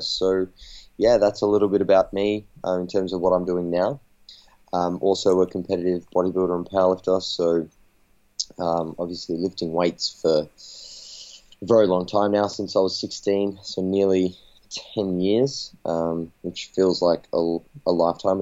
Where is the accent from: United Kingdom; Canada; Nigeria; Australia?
Australia; I'm a coach from Australia